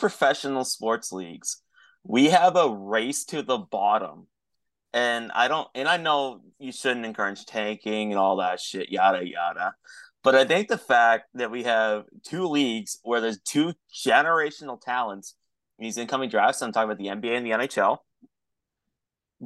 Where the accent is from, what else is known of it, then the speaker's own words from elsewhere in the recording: Canada; As a Canadian